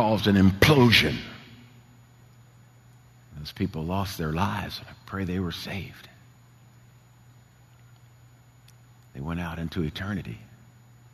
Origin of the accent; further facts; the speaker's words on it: New Jersey shore, United States; moved away; I grew up at the beach. I'm Jersey boy, you know, raised at the shore